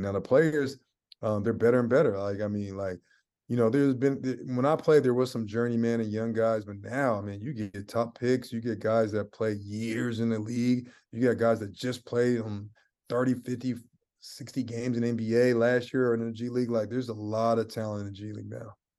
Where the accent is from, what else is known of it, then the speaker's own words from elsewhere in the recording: Seattle, Washington, United States; moved away; also born or lived in San Francisco, California; I'm from Seattle, Washington. I was born in California, um, San Fran. I got a lot of family in the Bay Area. So, um, California kid, um, but I, I grew up in the Northwest